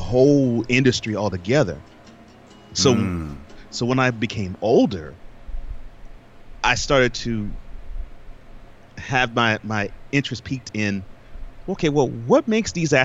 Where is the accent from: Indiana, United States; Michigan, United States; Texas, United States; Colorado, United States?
Texas, United States; Houston; I grew up in Houston.